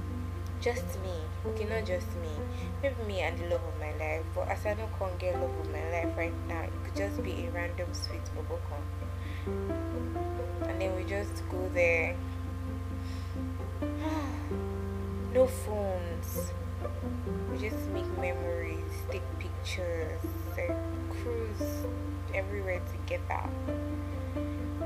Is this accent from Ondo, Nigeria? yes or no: yes; Ondo, Nigeria; I'm from Ondo State. I'm a Yoruba girl.